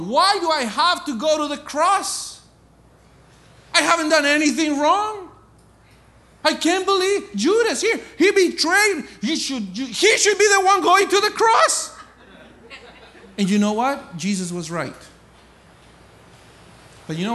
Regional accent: Colombia; moved away as an adult; I was born and raised in Colombia, South America.

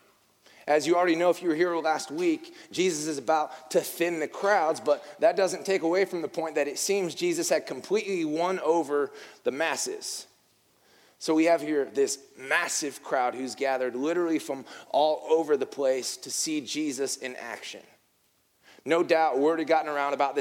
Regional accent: the North, United States; moved away; I'm from the North, and in the North, we have a deep sense of respect for SEC football

